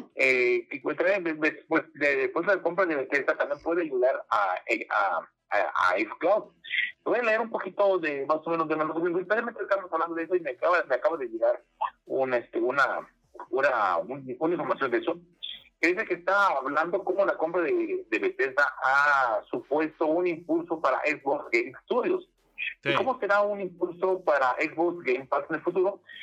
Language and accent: Spanish; Mexico; mexicanos somos norteamericanos